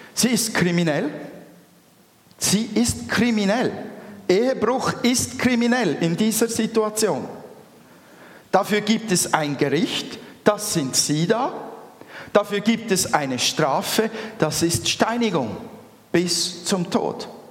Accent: Switzerland; Wir sind Schweizer.

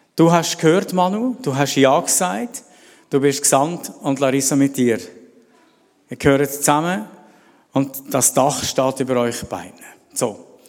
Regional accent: Celerina, Graubünden, Switzerland; moved away; ich bin in Celerina groß geworden die ersten Jahre

